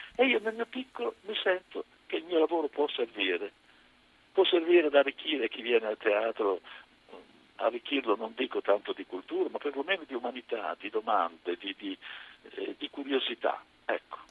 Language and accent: Italian; Pesaro, Marche, Italy; sono di Pesaro